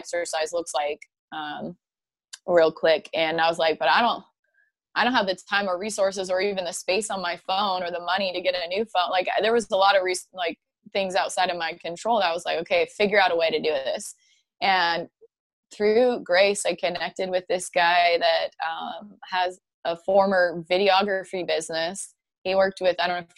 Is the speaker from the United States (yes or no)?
yes; Spanaway, Washington, United States; moved away as an adult; now in Nashville, United States; I'm from Spanaway, Washington. It's about an hour south of Seattle